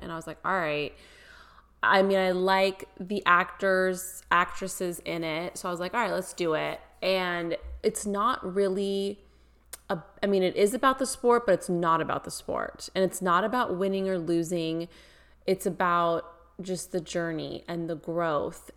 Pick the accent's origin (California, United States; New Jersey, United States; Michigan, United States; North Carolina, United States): California, United States; Bay Area; I'm from the Bay Area. you know, went to Warriors games my whole life